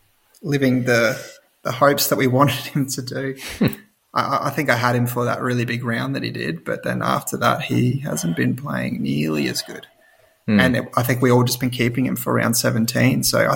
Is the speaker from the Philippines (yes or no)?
no; Queensland, Australia; as a Queenslander